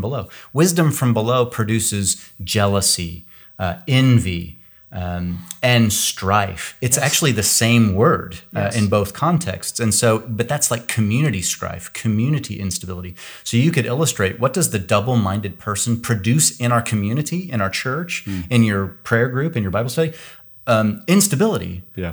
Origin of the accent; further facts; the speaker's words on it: Kansas, United States; now in California, United States; I live in California now, but I grew up in Kansas